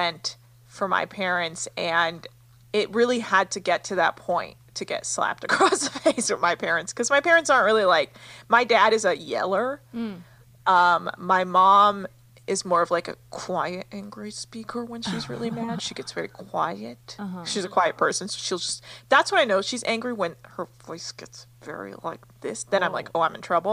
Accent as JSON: {"language": "English", "country": "United States", "tie": "born or raised there", "said": "growing up in America"}